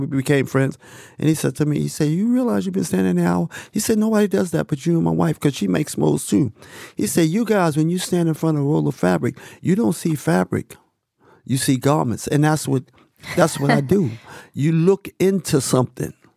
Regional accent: New York City, New York, United States; me growing up in Harlem

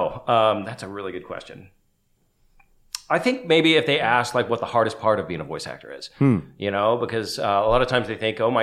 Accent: Los Angeles, California, United States; I'm from Los Angeles

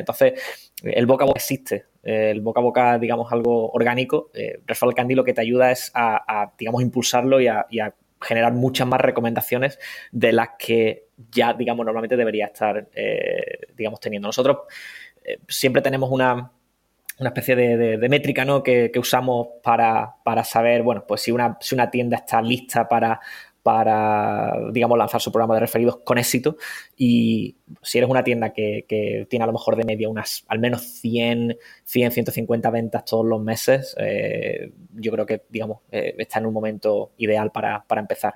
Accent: Cádiz, Andalusia, Spain; moved away; soy de Cádiz

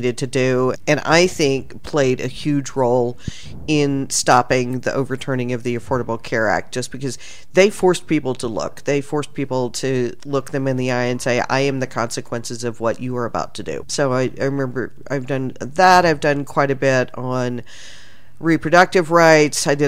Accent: Texas, United States; I'm from Texas

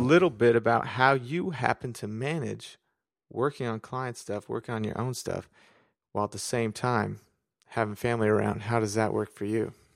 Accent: San Diego, California, United States; moved away as an adult; now in Washington State, United States; right now I'm in Washington State, but really I'm from San Diego

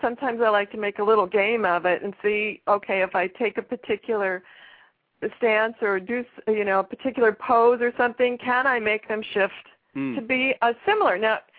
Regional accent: Pacific Northwest, United States; I am from the Pacific Northwest

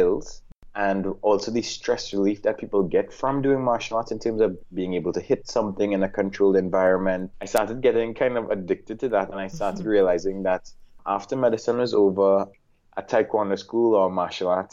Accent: Trinidad & Tobago; also born or lived in Washington, D.C. / Japan; in Trinidad and Tobago. I grew up mostly with my dad

